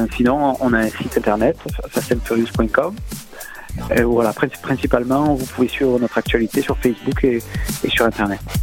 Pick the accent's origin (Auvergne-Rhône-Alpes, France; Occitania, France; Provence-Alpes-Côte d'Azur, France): Provence-Alpes-Côte d'Azur, France; Marseille; accent: marseillais; j'ai l'accent marseillais